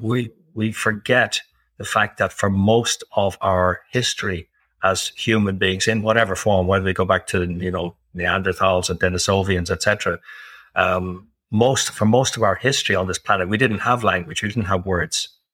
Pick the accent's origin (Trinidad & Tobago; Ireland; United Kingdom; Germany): Ireland; I'm Irish, living in Ireland. I've lived in several other countries.